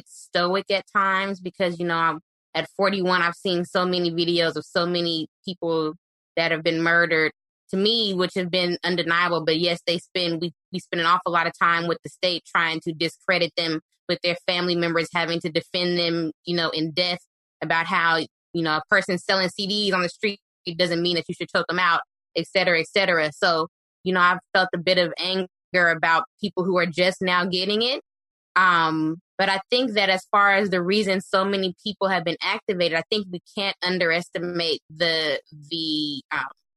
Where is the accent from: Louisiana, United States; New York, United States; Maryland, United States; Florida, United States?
Louisiana, United States; I come from a little bitty town in Louisiana.